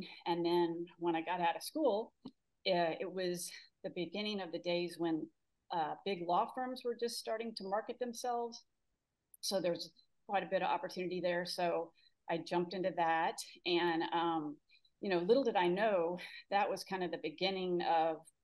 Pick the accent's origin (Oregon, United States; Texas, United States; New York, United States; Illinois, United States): Texas, United States; Houston; also born or lived in Austin, Texas; growing up in Houston, I was fortunate to go to a really great school